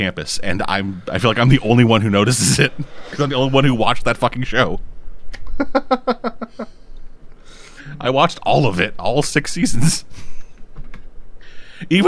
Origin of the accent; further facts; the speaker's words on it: Canada; I'm Canadian